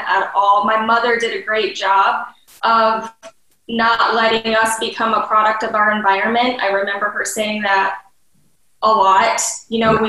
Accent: Detroit metro area, Michigan, United States; I'm from the Detroit metro area

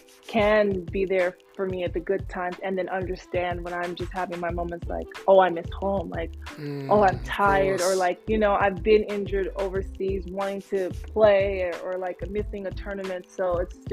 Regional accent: California, United States; I was born in California

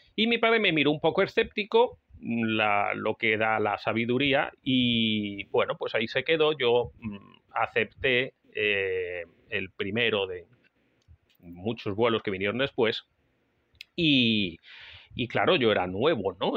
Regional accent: Spain; España, el país donde yo nací

